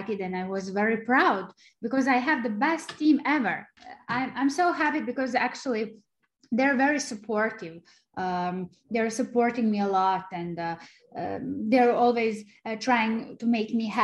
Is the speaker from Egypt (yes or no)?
no; Serbia; English is a second language; moved away as an adult; now in United States; I'm originally from Serbia, from a small country, and it wasn't easy for me to try to make it in the US